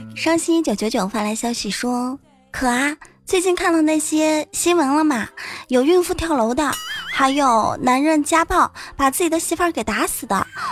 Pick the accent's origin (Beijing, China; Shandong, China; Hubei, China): Hubei, China; accent: Hubei dialect; 湖北女孩说普通话的时候很温柔，而说方言的时候呢， 那也叫一个难听啊！